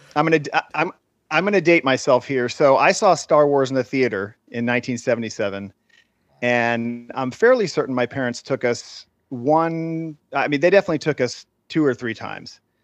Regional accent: Central Florida, United States; moved away as an adult; now in California, United States; I grew up in Central Florida

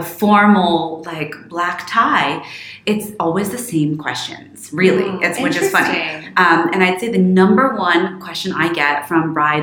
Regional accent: Florida, United States; moved away as an adult; also born or lived in England / London; now in New York, United States; I grew up very informally in Florida and then moved to England

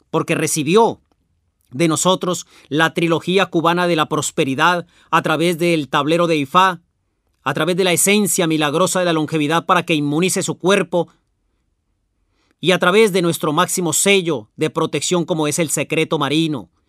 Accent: La Pampa, Argentina; yo soy de La Pampa.

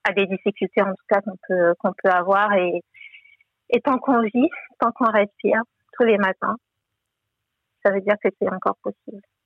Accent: Togo; now in France; j'ai grandi au Togo dans une dans une grande et belle famille

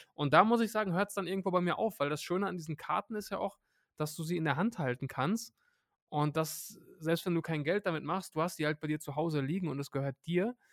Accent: Hattingen, North Rhine-Westphalia, Germany; Hattingen, meine, meine Heimatstadt.

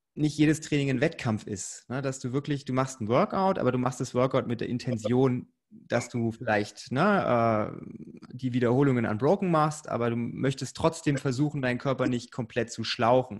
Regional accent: Bavaria, Germany; ich komme ja aus dem Erz erzkonservativen Bayern

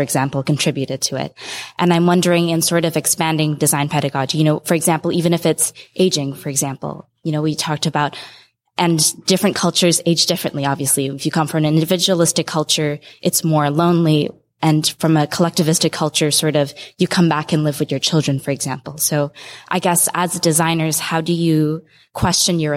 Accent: Singapore; moved away; I grew up in Singapore

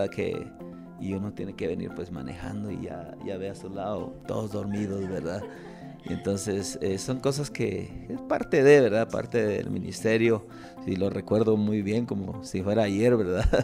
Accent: Totonicapán, Guatemala; Yo soy de Totonicapán

